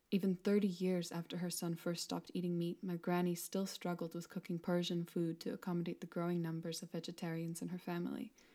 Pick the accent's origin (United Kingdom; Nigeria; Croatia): United Kingdom; Newcastle upon Tyne, North East England; Newcastle University, my hometown